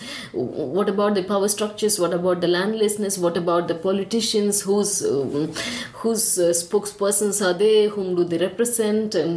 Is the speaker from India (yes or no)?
yes; Tamil Nadu, India; first language Tamil; English is a second language; I translate from Tamil, it's my mother tongue